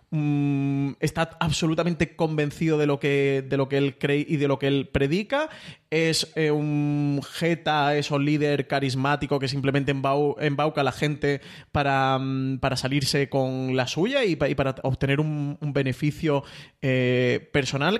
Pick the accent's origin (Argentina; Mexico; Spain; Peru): Spain; como espectador español